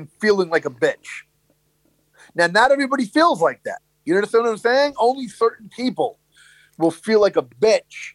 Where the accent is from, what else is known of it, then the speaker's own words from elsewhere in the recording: New York City, New York, United States; growing up in Brooklyn